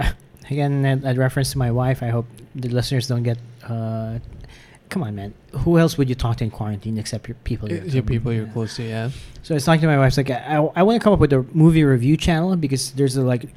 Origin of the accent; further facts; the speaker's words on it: Philippines; accent: Philippine; And at 14 years old, growing up in the province.